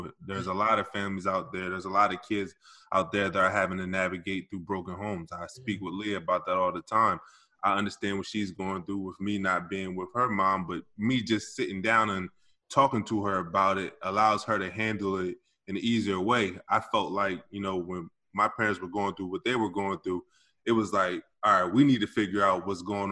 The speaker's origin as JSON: {"language": "English", "town": "Wilmington", "region": "Delaware", "country": "United States", "tie": "born or raised there", "also_born_or_lived": "Camden, New Jersey", "said": "I was born in Camden, New Jersey, but I moved to Wilmington, Delaware when I was around 4 years old"}